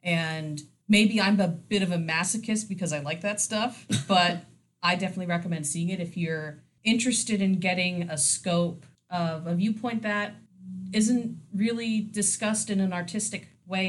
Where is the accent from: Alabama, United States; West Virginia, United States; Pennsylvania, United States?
Pennsylvania, United States; Emmaus; born or raised there